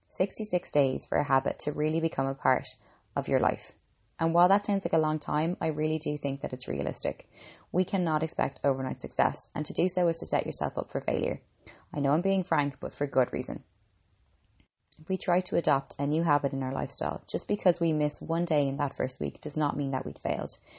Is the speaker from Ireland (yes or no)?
yes; Ireland; I'm an Irish girl